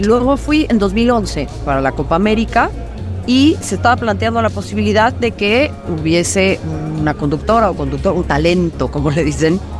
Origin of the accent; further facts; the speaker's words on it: Mexico; yo nací, en este país y lo amo y, soy mexicana antes que cualquier otra cosa